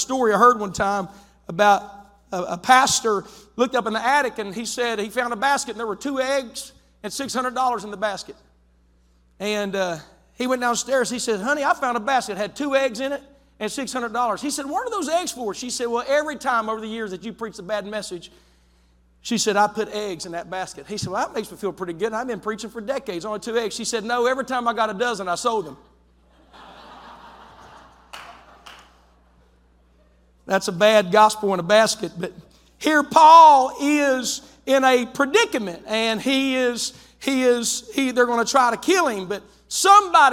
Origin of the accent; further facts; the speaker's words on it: West Virginia, United States; moved away as an adult; now in Zanesville, United States; West Virginia